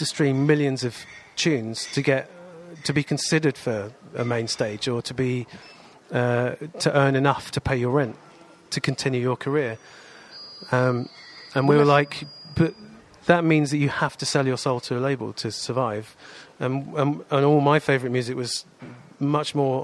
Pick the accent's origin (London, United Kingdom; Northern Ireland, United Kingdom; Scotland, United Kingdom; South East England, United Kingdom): South East England, United Kingdom; Wokingham; also born or lived in Reading; I grew up in Wokingham and then in Reading.